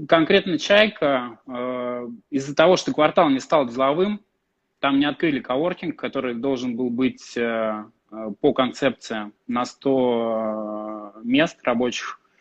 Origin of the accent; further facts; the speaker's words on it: Tula, Tula Oblast, Russia; Родился в Туле. Я из, э, Тулы